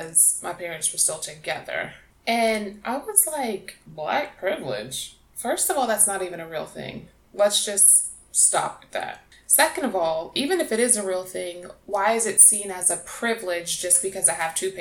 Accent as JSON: {"language": "English", "region": "New York", "country": "United States", "tie": "born or raised there", "also_born_or_lived": "South Carolina", "moved": "yes", "said": "growing up in New York"}